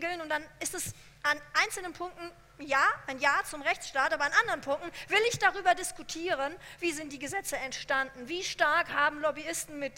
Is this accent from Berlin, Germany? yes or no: no; Hesse, Germany; Ich bin in Hessen aufgewachsen.